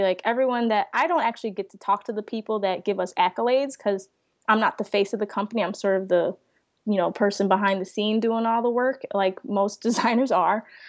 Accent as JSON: {"language": "English", "town": "Chicago", "region": "Illinois", "country": "United States", "also_born_or_lived": "Savannah, Georgia", "moved": "as an adult", "lives_now": "Tampa, United States", "said": "I'm from Chicago. I'm currently in Tampa, Florida, working with the company"}